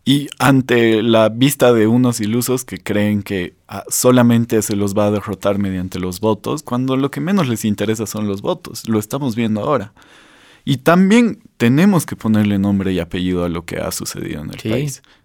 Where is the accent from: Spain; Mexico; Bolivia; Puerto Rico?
Bolivia; los bolivianos venimos sufriendo una vulneración del Estado de Derecho